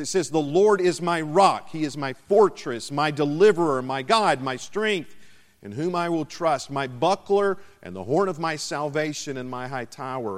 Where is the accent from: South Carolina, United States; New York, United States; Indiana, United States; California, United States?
South Carolina, United States; my home state of South Carolina